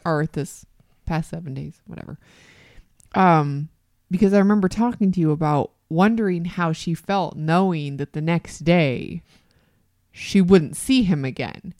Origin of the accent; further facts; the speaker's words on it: Canada; As a Canadian